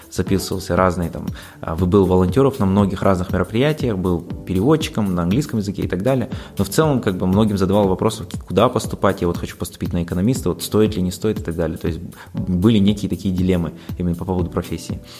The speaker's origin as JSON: {"language": "Russian", "town": "Aktobe", "region": "Aktobe Region", "country": "Kazakhstan", "tie": "born or raised there", "said": "Сам я родом из Ахтубе, учился в разных школах, учился в зарубежных школах, потом по приезду уже в Казахстан заинтересовался именно изучением и подготовкой к международным экзаменам"}